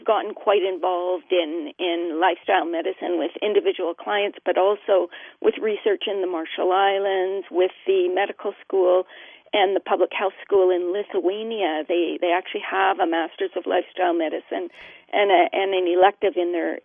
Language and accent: English; Canada; I'm Canadian